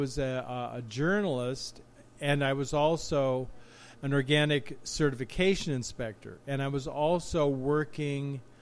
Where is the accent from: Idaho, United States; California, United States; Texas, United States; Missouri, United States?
California, United States; Los Angeles; You know, Los Angeles County mostly. Glendora, Cucamonga, Claremont.